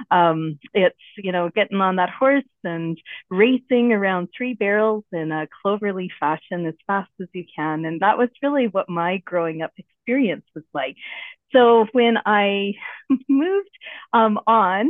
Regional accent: Saskatoon, Saskatchewan, Canada; I am from Canada, Jason, and specifically Saskatoon, Saskatchewan

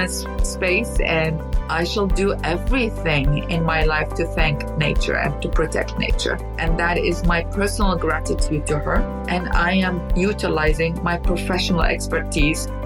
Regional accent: Baghdad, Baghdad Governorate, Iraq; born or raised there; now in United States

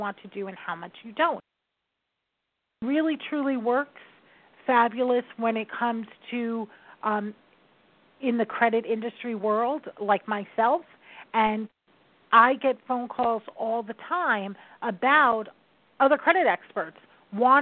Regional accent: New York, United States; I am a New Yorker.

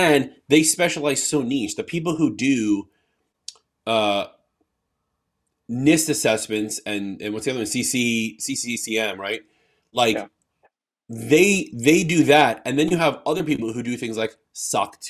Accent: New York, United States; I'm from New York

